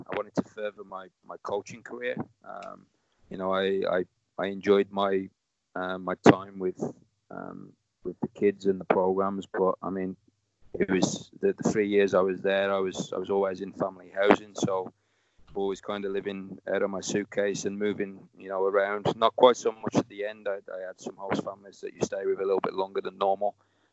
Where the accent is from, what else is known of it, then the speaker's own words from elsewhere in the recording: Warsaw, Masovian Voivodeship, Poland; English is a second language; also born or lived in England; it kind of opened my eyes to wanting to pursue something outside of, you know, what I grew up with in Warsaw.